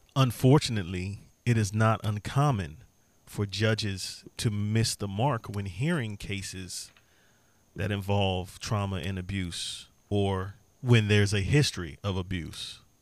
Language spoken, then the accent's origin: English; Beltsville, Maryland, United States; born and raised in Maryland, particularly Beltsville, Maryland.